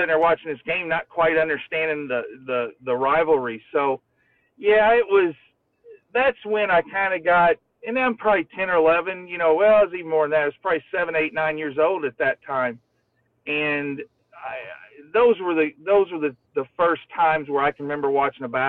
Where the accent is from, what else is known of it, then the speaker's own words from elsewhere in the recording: Floyds Knobs / New Albany area, Indiana, United States; I was 10 minutes from the University of Louisville